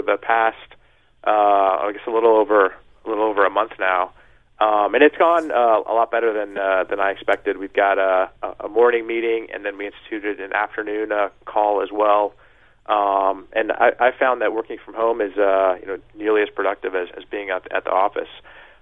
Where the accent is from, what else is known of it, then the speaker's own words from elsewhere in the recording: Kansas City, Missouri, United States; moved away as an adult; also born or lived in New York; we're based in Kansas City, which is my hometown